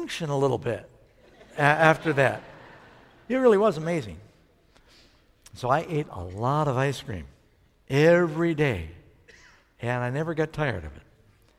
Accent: Miami Beach, Florida, United States; I went to school in Miami Beach called Nautilus

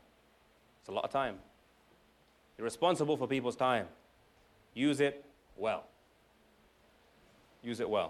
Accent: England, United Kingdom; now in United States; I'm from England

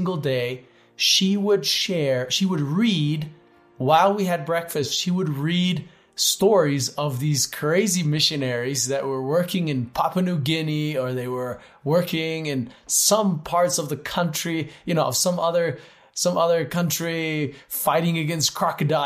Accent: Switzerland; I grew up in Switzerland, but to an American mom

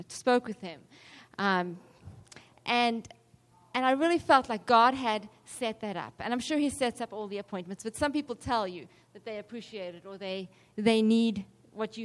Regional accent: South Africa; I'm from South Africa

